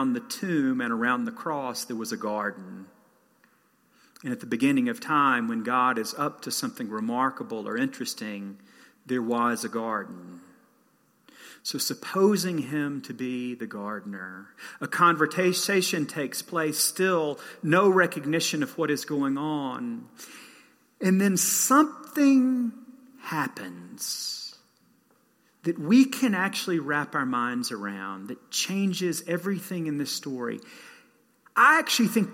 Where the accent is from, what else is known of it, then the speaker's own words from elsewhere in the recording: Southeast, United States; moved away; I didn't grow up here. I grew up in the Southeast